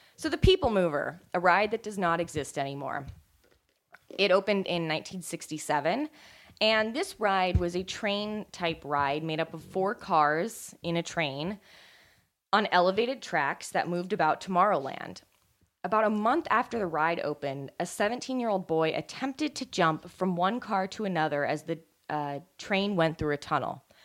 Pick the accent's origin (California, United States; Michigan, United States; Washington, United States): California, United States; I grew up in California